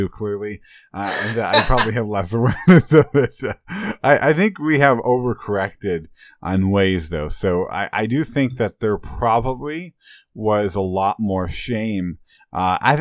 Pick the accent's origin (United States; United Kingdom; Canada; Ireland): United States; Illinois; I grew up in Illinois